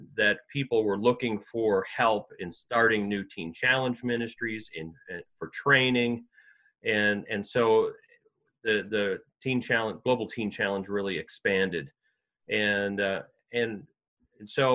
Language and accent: English; just outside of Green Bay, Wisconsin, United States; I grew up in Wisconsin, and actually grew up just outside of Green Bay, Wisconsin, on a dairy farm.